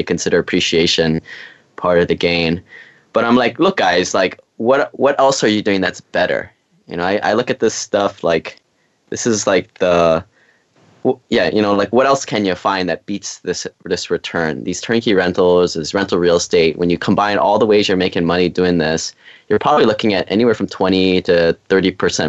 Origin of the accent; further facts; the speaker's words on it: Hawaii, United States; moved away as an adult; I grew up in Hawaii, went to the school on the mainland